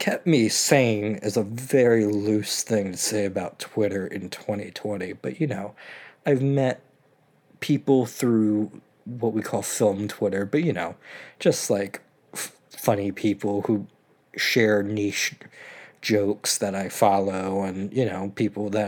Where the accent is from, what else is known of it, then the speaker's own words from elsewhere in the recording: Maryland, United States; being back from college in my hometown